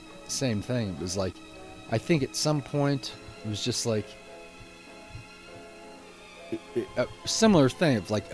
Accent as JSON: {"language": "English", "town": "Bloomington", "region": "Indiana", "country": "United States", "tie": "born or raised there", "said": "I grew up in Bloomington and grew up as a kid remembering going to the public library."}